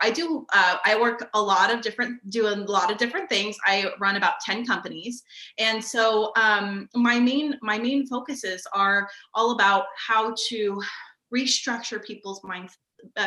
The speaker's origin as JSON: {"language": "English", "town": "Sacramento", "region": "California", "country": "United States", "said": "I am from Sacramento, California"}